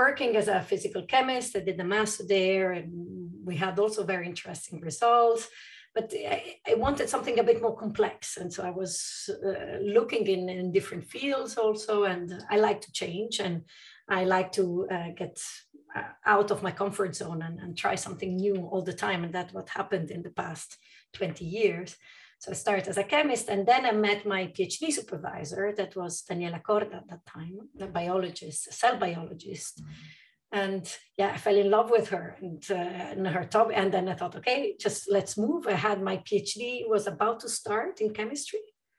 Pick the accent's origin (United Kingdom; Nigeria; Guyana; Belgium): Belgium; Brussels, Brussels-Capital Region; moved away as an adult; also born or lived in Luxembourg; I was born in Belgium, and I lived between Belgium and Luxembourg most of my life. I did finished high school in Brussels at the European School because my parents worked at the EU, and then I moved to Italy for chemistry.